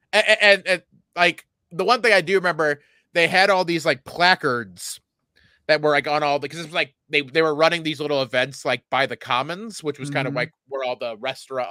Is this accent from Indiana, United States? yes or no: yes; Indiana, United States; I'm from Indiana